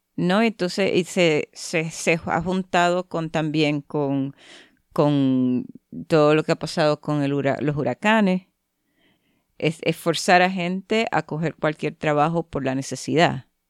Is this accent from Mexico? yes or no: no; Puerto Rico; now in Canada; soy de la isla